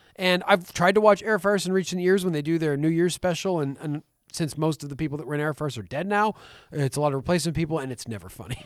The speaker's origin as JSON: {"language": "English", "region": "the Maritimes", "country": "Canada", "tie": "born or raised there", "said": "We grew up in Canada. We lived in Canada all our lives"}